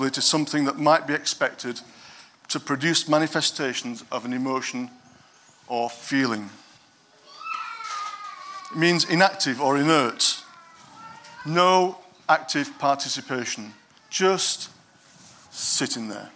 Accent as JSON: {"language": "English", "region": "Yorkshire and the Humber", "country": "United Kingdom", "said": "I'm from Yorkshire"}